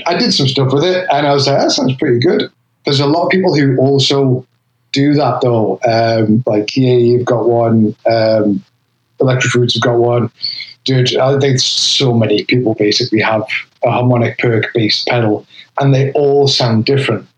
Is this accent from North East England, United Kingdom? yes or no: yes; North East England, United Kingdom; accent: Geordie; moved away as an adult; now in Philadelphia, United States; I'm from the northeast of England